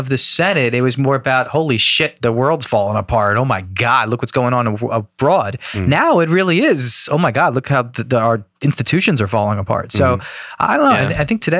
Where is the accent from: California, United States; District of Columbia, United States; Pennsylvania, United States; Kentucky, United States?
Pennsylvania, United States; Philadelphia; accent: Philadelphia; I think my Philadelphia accent didn't help.